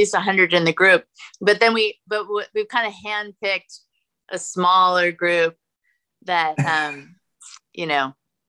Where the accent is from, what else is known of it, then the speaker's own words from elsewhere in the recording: Los Angeles, California, United States; moved away as an adult; now in Austin, United States; I'm a Californian, so everybody, I came from